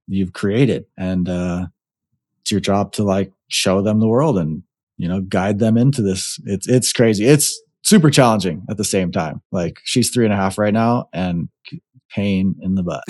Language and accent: English; Hawaii, United States; also born or lived in Nevada; now in Arizona, United States; growing up in Hawaii, and, uh, now that I've been in the States, I've either been in Nevada or Arizona